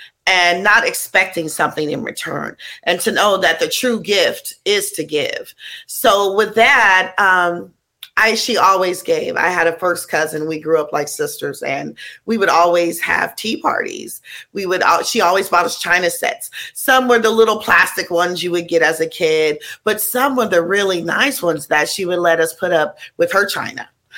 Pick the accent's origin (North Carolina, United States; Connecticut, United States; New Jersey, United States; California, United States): California, United States; Oakland; So I grew up giving people in East Oakland, California.